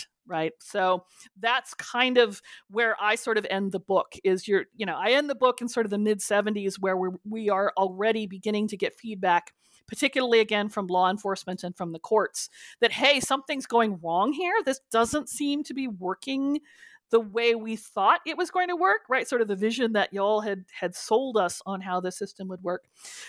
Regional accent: California, United States; of the great myths about sort of the state institutions in California that I know I grew up with as a Californian, I remember hearing this from my parents who were also Republicans

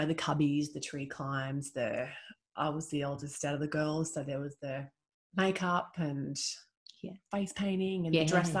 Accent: Dubbo, New South Wales, Australia; I grew up in Dubbo.

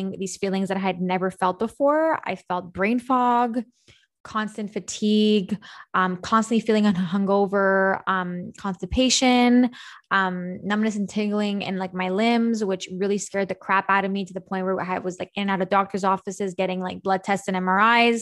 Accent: Montreal, Quebec, Canada; I'm from Montreal, Canada, hence how far we are right now. And I'm born and raised in Montreal

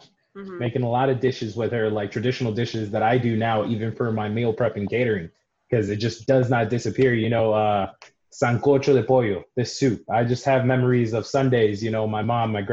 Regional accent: Miami, Florida, United States; also born or lived in Panama; I'm originally from Miami. I was raised over there, born in Panama

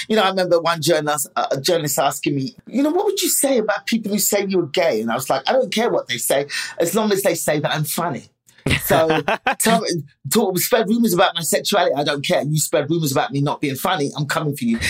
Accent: England, United Kingdom; my parents met in England, had us

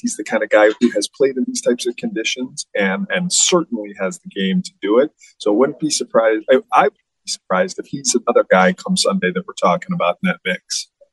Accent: Buffalo, New York, United States; I was born in Buffalo, uh, born and raised here in Buffalo

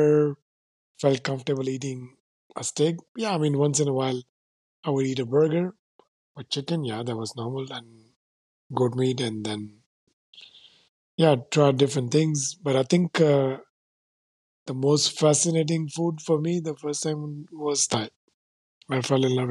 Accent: Ulhasnagar, Maharashtra, India; first language Sindhi; English is a second language; moved away as an adult; also born or lived in Caribbean; where I grew up, Ulhasnagar, it's heavy, dense Sindhi population

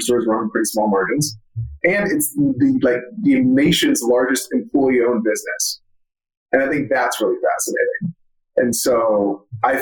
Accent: Florida, United States; I'm from Florida

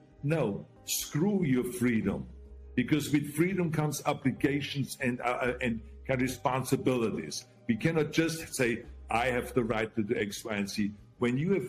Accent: Austria; moved away as an adult; now in United States; I grew up in Austria.

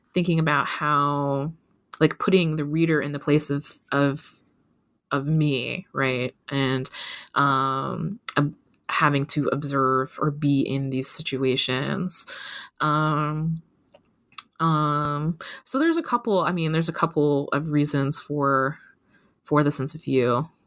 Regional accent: Kentucky, United States; I grew up in Kentucky. I grew up in a kind of a rural part of Kentucky

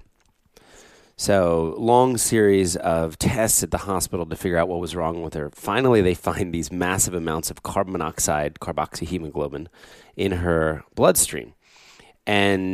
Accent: southern New Jersey, United States; also born or lived in Philadelphia; we moved to get from Philadelphia, where I was born, to southern New Jersey

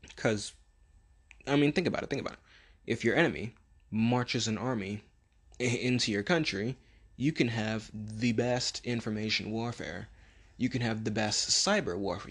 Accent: United States; us being American

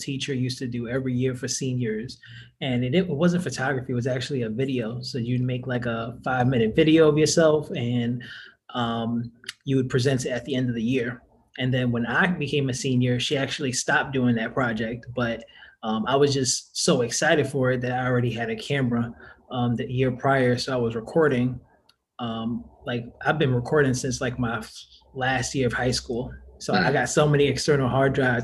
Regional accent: New York, United States; moved away as an adult; now in New Orleans, United States; I was born and raised in New York, stayed in New York until the age of 22

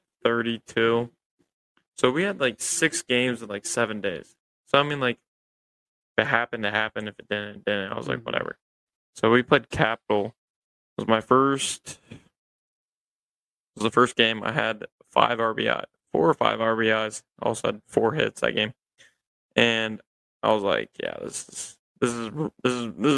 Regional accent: Columbus, Ohio, United States; I'm from Columbus, I've grew up going to Clippers games

